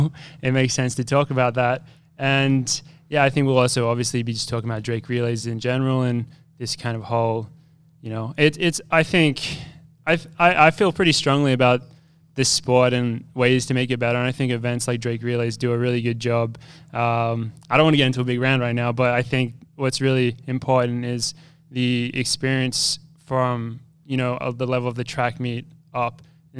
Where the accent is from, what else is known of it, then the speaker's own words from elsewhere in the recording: Australia; moved away as an adult; now in United States; I don't have much of an accent anymore, but I'm actually from Australia. But I came over to America in 2014, and I ran at the University of Wisconsin for 5 years.